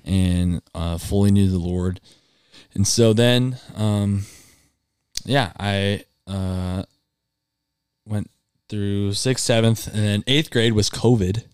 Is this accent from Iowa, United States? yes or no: yes; Ankeny, Iowa, United States; born or raised there; also born or lived in Cedar Falls, Iowa